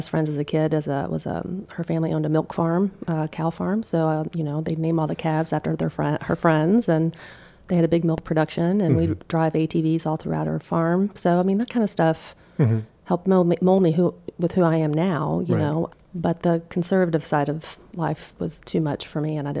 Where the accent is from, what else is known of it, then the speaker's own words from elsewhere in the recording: Crestwood, Kentucky, United States; I grew up in Crestwood, Kentucky, in Oldham County.